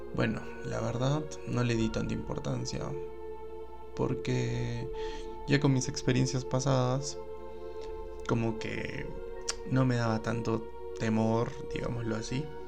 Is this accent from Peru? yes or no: yes; Arequipa, Peru; queda en la ciudad de Arequipa y se conoce como Socabaya. Eh, bueno, este distrito es bien grande y yo vivía en la parte de San Martín de Socabaya